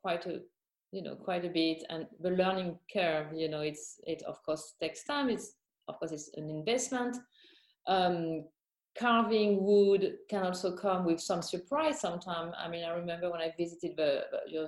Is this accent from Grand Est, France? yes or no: yes; Champagne, Grand Est, France; I was born and raised in Champaign